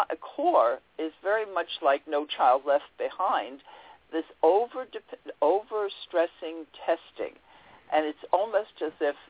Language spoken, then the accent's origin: English; New York City, New York, United States; I grew up in Queens and went to Queens College and studied education there